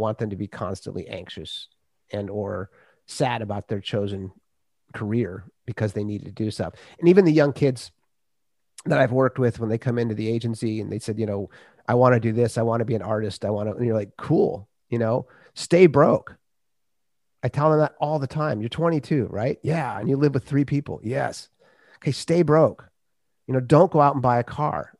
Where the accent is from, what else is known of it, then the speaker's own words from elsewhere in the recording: Minnesota, United States; I grew up in Minnesota